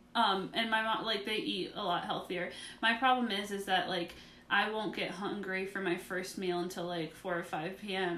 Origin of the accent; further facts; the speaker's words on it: West Virginia, United States; I'm from West Virginia